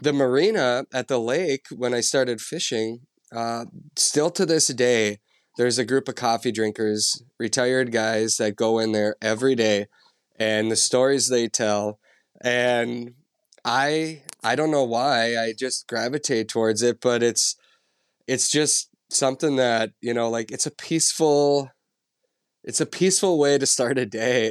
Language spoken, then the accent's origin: English; central Minnesota, United States; I grew up in Minnesota, uh, central Minnesota